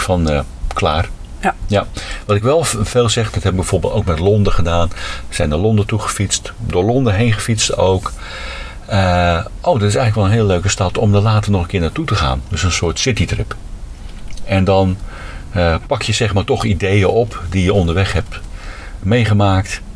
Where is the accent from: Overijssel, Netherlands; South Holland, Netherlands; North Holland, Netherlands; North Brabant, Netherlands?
North Holland, Netherlands; Huizen; now in Zwolle, Netherlands; Oorspronkelijk ben ik opgegroeid in Huizen. Daar ben ik ook geboren.